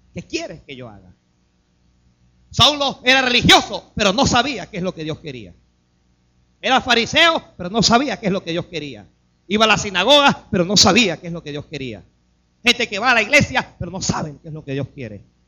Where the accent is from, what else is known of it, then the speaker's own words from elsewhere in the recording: Panama; Nacimos en Panamá